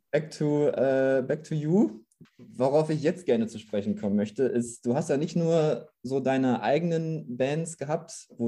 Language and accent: German; Gütersloh, North Rhine-Westphalia, Germany; Also ich komme aus, aus Gütersloh, das ist knapp unter Bielefeld